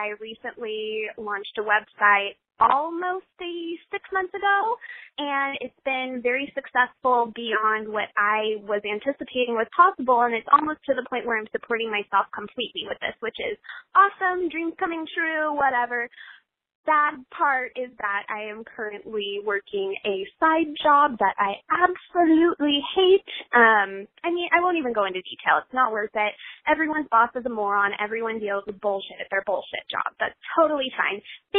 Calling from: California, United States; This is …. I'm 26 from Southern California.

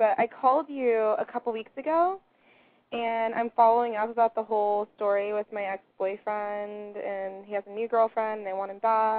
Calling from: Santa Clarita, California, United States; I'm 22. I'm calling from Santa Clarita, California, like near L.A.

